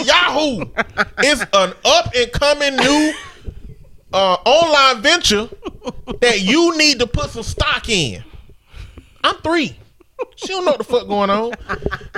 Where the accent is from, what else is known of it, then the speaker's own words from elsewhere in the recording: Alabama, United States; a show that they produce out of my hometown called The Real Housewives of Alabama